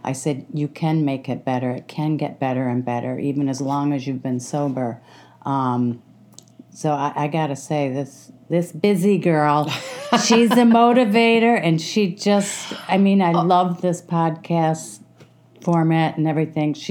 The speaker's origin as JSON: {"language": "English", "town": "Detroit", "region": "Michigan", "country": "United States", "said": "I'm from the Detroit area, suburb of Michigan there, out of Detroit"}